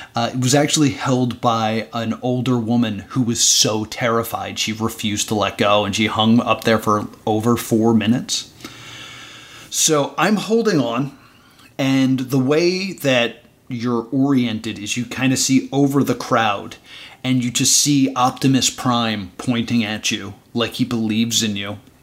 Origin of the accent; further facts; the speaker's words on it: New Jersey, United States; I'm from New Jersey